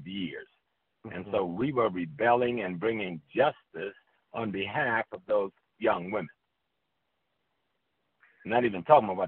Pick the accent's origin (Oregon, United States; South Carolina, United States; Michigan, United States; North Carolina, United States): South Carolina, United States; I grew up in South Carolina, and when I was 13